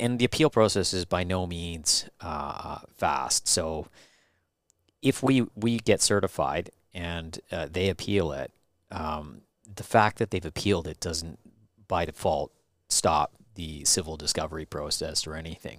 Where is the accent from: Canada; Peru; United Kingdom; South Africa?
Canada; White Rock, British Columbia; I was born in White Rock